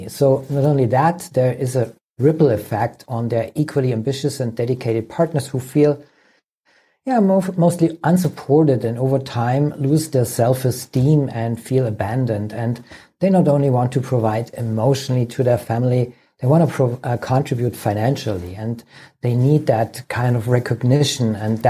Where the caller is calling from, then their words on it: Germany; I'm calling in from Germany, good old Germany.